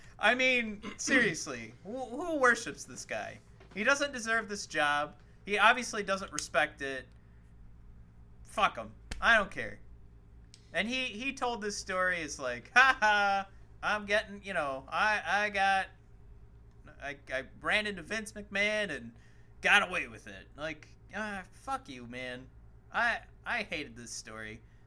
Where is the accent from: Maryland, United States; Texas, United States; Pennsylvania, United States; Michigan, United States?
Michigan, United States; We're both from Michigan.